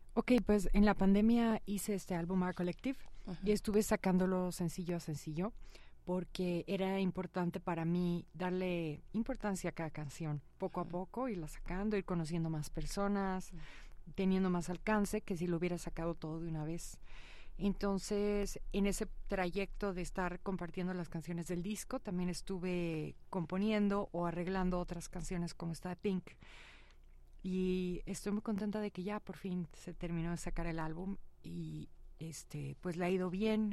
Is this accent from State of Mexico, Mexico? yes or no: yes; Huixquilucan, State of Mexico, Mexico; crecí en México, crecí en Huizquilucan